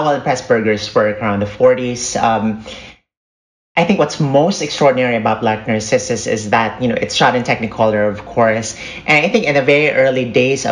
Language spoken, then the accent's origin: English; Philippines; I'm a Filipino filmmaker